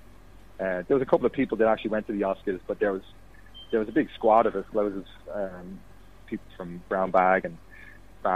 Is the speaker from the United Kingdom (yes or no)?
no; Fiji; moved away; I grew up in Fiji, so like for about 13 years of my life